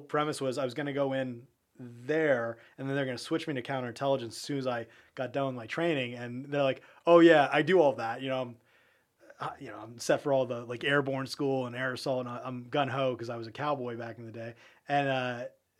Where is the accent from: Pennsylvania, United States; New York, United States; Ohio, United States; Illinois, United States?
Pennsylvania, United States; Harrisburg; now in Florida, United States; I'm from Harrisburg, Pennsylvania